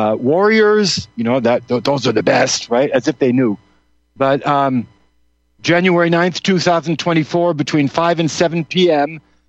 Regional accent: the Maritimes, Canada; I am Mi'kmaq. Yes, I come from the Mi'kmaq tribe of northern Nova Scotia and Nova Scotia, New Brunswick, Prince Edward Island area of Canada on the East Coast.

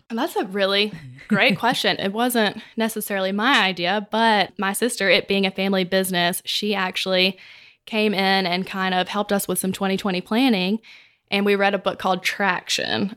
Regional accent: Mississippi, United States; moved away as an adult; now in Texas, United States; I'm from Mississippi, where our company's in Mississippi, and I'm a Texan by eleven months

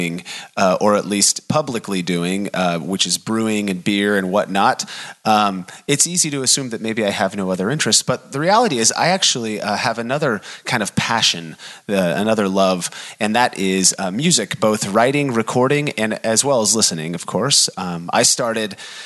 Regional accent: Bellingham, Washington, United States; I'm from Bellingham, so there's kind of a hometown feel there

